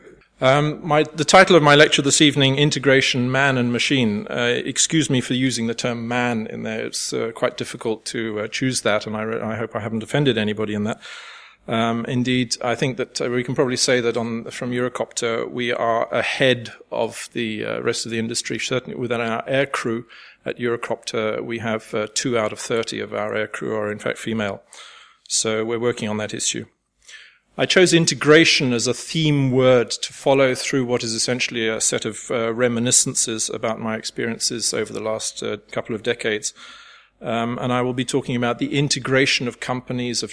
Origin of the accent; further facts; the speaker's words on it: United Kingdom; moved away as an adult; now in France; I'm British by birth, German by marriage, French by choice of residence